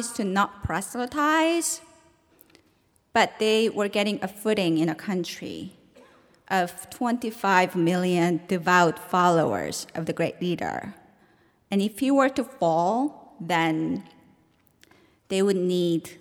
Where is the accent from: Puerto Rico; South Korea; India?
South Korea; Seoul; now in New York City, United States; I was born and raised in South Korea into a family that was torn apart by the Korean War